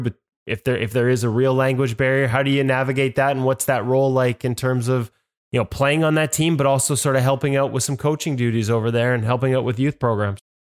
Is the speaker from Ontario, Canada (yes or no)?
no; Vancouver, British Columbia, Canada; this is my hometown.